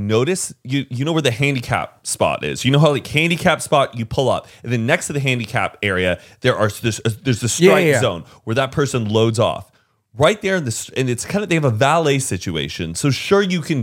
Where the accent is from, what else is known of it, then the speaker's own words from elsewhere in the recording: Texas, United States; I'm from Texas